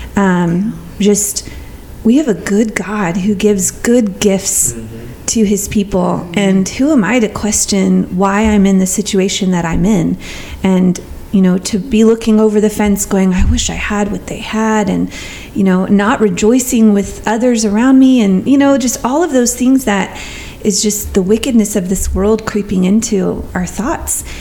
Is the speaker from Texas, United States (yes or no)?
yes; Texas, United States; I'm from Texas